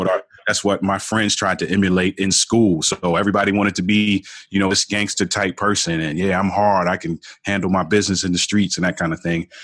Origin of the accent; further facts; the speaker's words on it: Baltimore, Maryland, United States; I grew up in Baltimore, Baltimore